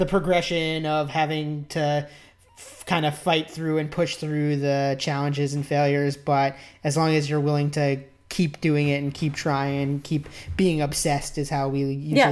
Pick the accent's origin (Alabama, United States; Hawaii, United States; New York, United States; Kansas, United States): New York, United States; we are both New Yorkers, and we grew up in the New York pizza school